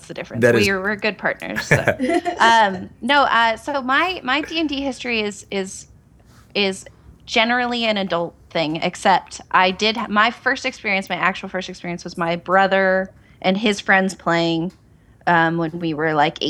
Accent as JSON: {"language": "English", "town": "Bend", "region": "Oregon", "country": "United States", "moved": "as an adult", "lives_now": "Vancouver, United States", "said": "I'm from Bend, Oregon."}